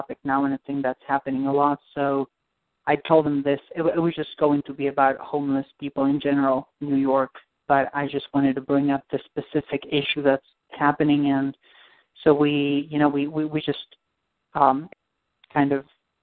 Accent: Argentina; moved away; I'm from Argentina.

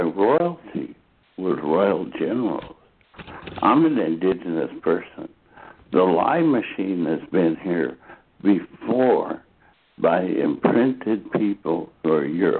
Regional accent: Dachau, Bavaria, Germany; moved away; I grew up outside of Dachau, Germany

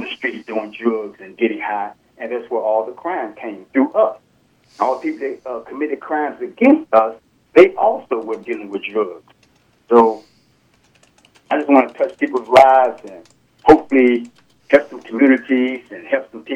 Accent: United States; Living, born and raised in America

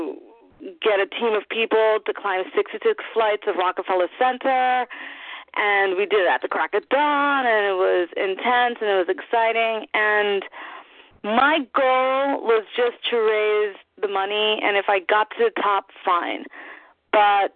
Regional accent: New York, United States; As a New Yorker who does theater, I've never dreamed of leaving home

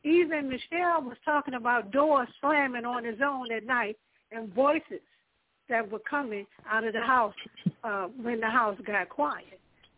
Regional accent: Washington, District of Columbia, United States; I'm from Washington, D.C.

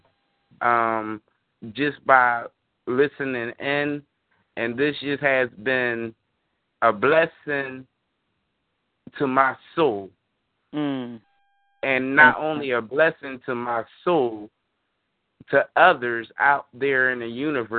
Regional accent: Philadelphia, Pennsylvania, United States; I'm from Mantua section of West Philadelphia

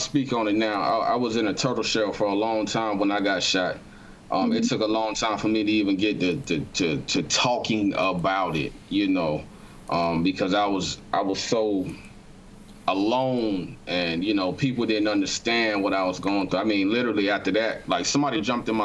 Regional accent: Augusta, Georgia, United States; also born or lived in North Carolina; now in Durham, United States; I'm from Augusta, Georgia, and I've been a little bit all over the world

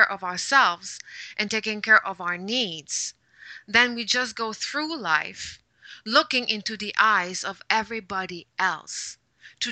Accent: Quebec, Canada; first language French; English is a second language; moved away as an adult; also born or lived in Shanghai / Hong Kong; now in Vancouver, Canada; I was born in Quebec, speaking French. And there was like two TV channels, both in French. And the only English that I saw was in the back of a shampoo bottle.

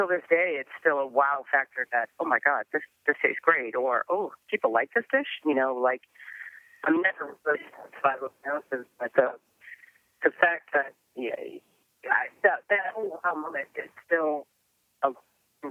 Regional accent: New England, United States; I'm from New England

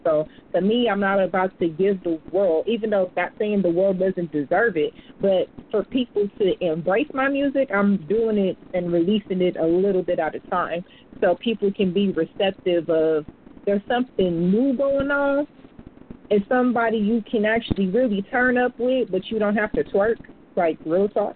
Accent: United States; I'm American too

